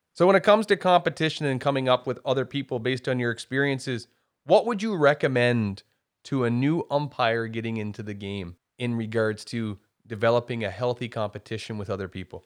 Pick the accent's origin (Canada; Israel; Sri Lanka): Canada; the Maritimes; moved away; I was born and raised in the Maritimes and I'm proud of it.